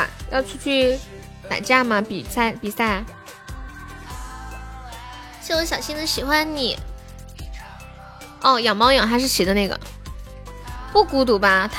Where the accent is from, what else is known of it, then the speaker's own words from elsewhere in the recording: Dalian, Liaoning, China; 你是东北哪里的？我是大连的